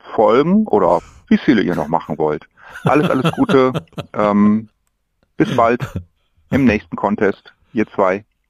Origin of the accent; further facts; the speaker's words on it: Ruhr area, North Rhine-Westphalia, Germany; Ich komme aus dem Ruhrgebiet